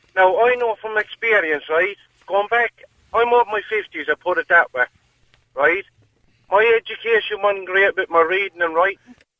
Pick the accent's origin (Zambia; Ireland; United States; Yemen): Ireland; Limerick, Munster; I'm from Limerick myself